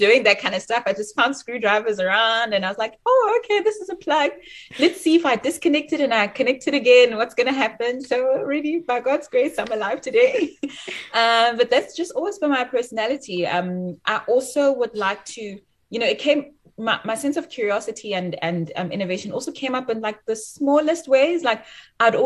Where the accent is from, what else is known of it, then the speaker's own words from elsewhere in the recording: Bloemfontein, Free State, South Africa; moved away as an adult; also born or lived in Johannesburg, South Africa / Cambridge, United Kingdom; I'm actually from Bloemfontein. I'm bred in Bloemfontein